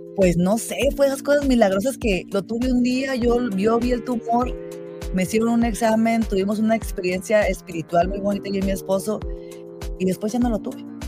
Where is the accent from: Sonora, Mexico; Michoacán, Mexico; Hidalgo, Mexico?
Sonora, Mexico; moved away as an adult; now in Utah, United States; Yo soy de Sonora, la parte norte de Sonora del borde con, Arizona